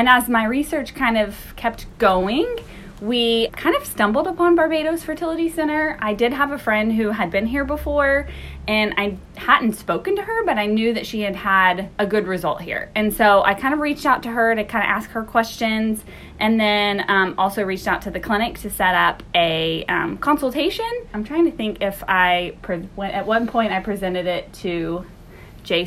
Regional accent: Oklahoma, United States; we are from Oklahoma

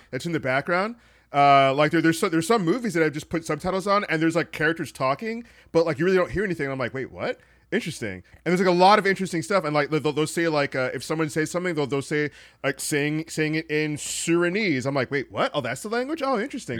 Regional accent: Trinidad & Tobago; I'm from Trinidad

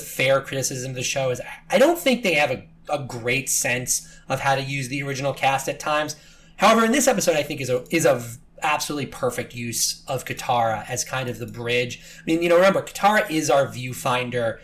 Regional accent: New York City, New York, United States; as a New Yorker

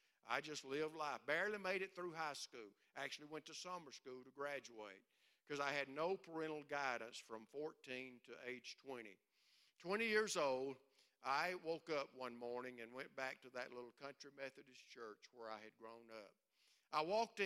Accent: Alabama, United States; moved away; I grew up in Alabama

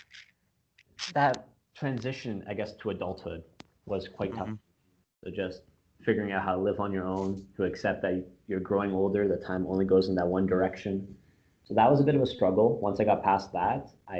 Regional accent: Windsor, Ontario, Canada; also born or lived in Bosnia; now in Toronto, Canada; I grew up in Windsor

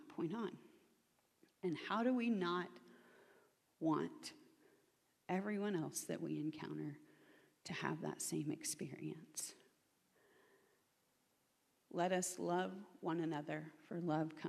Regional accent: Oklahoma, United States; I'm from Oklahoma, which is in the belt buckle of the Bible Belt.

